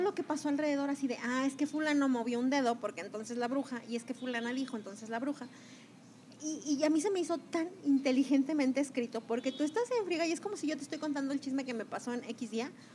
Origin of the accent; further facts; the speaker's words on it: Mexico; yo que soy mexicana